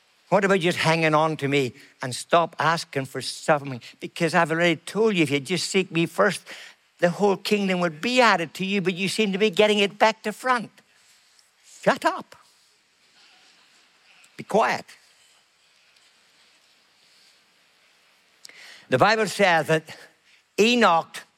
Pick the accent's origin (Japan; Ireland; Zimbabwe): Ireland; I'm Irish